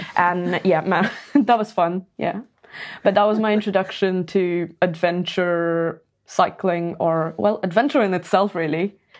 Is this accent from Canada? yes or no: no; Pune, Maharashtra, India; I used to play football back in my hometown. So I was in this club called Pune F C